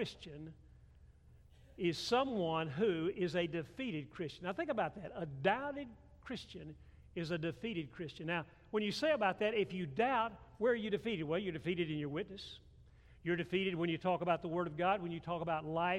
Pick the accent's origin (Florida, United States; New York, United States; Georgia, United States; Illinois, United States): Georgia, United States; Atlanta; I grew up Methodist in Atlanta, Georgia